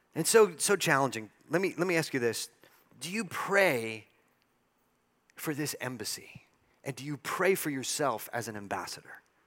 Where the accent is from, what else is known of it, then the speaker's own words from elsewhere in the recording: El Paso, Texas, United States; I've grown up in El Paso, I was born in El Paso